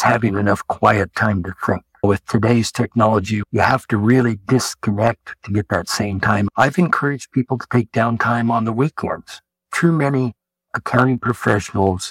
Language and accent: English; Hutchinson, Kansas, United States; I was born in Hutchinson, Kansas, and still live here